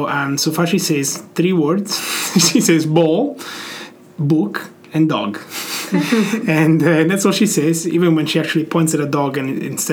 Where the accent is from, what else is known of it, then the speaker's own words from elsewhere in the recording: Italy; first language Italian; English is a second language; moved away as an adult; also born or lived in South Dakota; I grew up in Italy, and I learned everything. So all of my childhood memories are exclusively Italian.